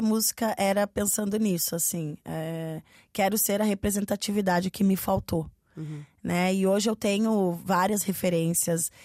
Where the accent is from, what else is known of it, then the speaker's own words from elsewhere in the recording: Curitiba, Paraná, Brazil; eu sou uma artista do sul de, do Brasil, eu sou de Curitiba